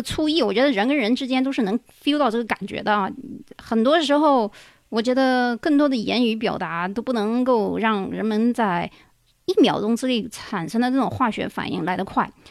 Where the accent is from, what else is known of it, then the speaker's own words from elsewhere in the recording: China; 我们中国人